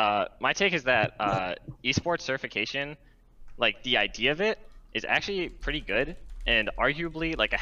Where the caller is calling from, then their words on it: Rochester, New York, United States; Hey, I'm calling from Rochester, New York.